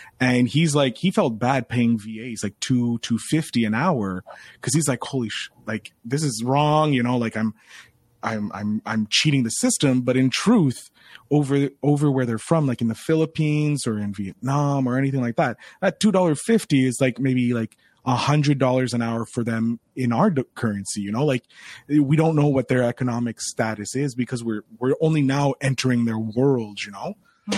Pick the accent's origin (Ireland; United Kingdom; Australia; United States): Ireland; I have the gift of gab. I'm an Irishman. I kissed the Blarney Stone when I shouldn't have kissed the Blarney Stone.